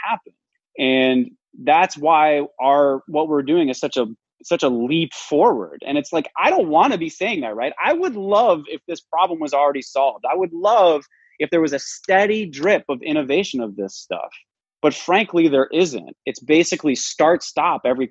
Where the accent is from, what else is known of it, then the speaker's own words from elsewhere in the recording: Midwest, United States; I'm from the Midwest